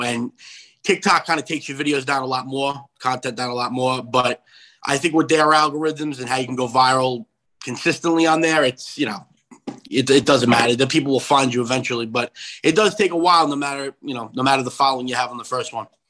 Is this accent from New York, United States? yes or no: yes; Long Island, New York, United States; also born or lived in Brooklyn, New York; I was born in Brooklyn, living in Long Island, back and forth. I guess the area I grew up in was predominantly Yankee fans as a kid